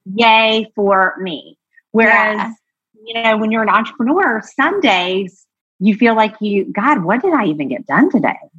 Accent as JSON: {"language": "English", "region": "Georgia", "country": "United States", "tie": "born or raised there", "also_born_or_lived": "New York / Los Angeles", "moved": "yes", "lives_now": "Nashville, United States", "said": "I grew up in Georgia"}